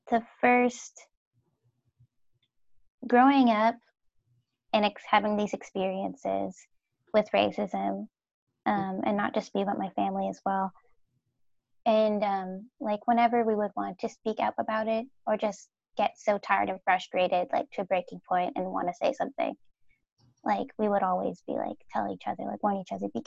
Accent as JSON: {"language": "English", "region": "Minnesota", "country": "United States", "tie": "born or raised there", "said": "so I spent over half of my life here, growing up in Minnesota and not in the Twin Cities, which is the Minneapolis St. Paul area, um, but um, a little bit west of there, so in the country."}